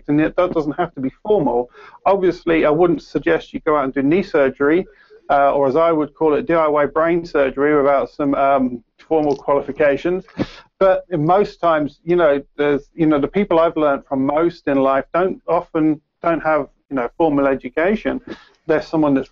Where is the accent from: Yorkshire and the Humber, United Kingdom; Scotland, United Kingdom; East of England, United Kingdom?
East of England, United Kingdom; Peterborough; accent: Peterborough accent with a mix of Cockney; I've got a Peterborough accent with sort of mix of Cockney and a few other things.